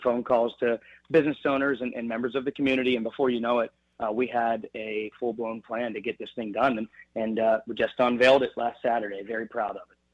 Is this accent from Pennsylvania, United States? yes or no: yes; Beaver, Pennsylvania, United States; now in Slippery Rock, United States; my days in Beaver, Pennsylvania, my hometown